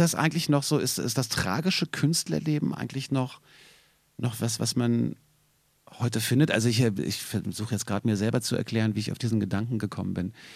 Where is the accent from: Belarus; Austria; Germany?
Germany; Berlin; Als Berliner